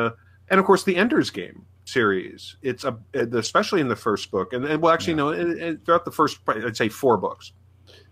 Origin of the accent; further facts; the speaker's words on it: Midwest, United States; I'm a Midwesterner